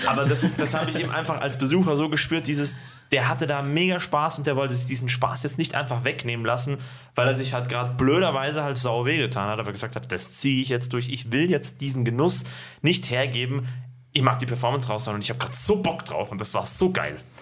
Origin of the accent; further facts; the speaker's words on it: Ismaning, Bavaria, Germany; now in Bad Aibling, Germany; meinem Heimatort